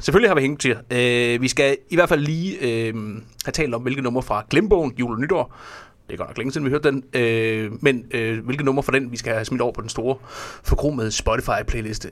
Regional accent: Fredericia, Southern Denmark, Denmark; jeg kommer fra Fredericia

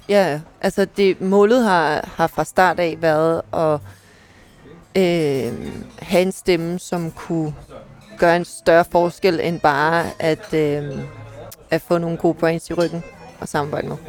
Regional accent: Ballerup, Capital Region of Denmark, Denmark; also born or lived in Klampenborg; jeg er, er født og opvokset i Ballerup

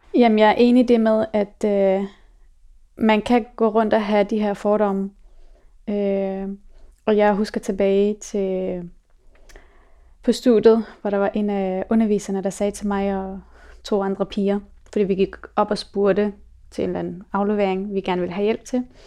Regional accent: Afghanistan; now in Denmark; mig og min mor, vi er fra Afghanistan

